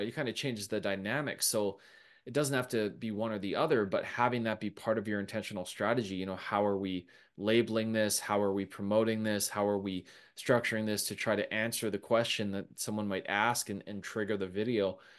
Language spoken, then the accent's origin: English; Canada; we're Canadian